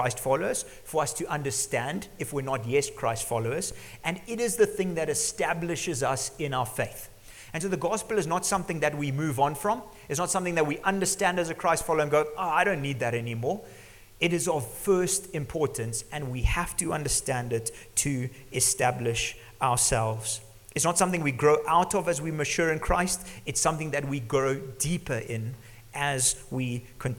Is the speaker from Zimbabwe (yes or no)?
yes; Zimbabwe; growing up in Zimbabwe, living here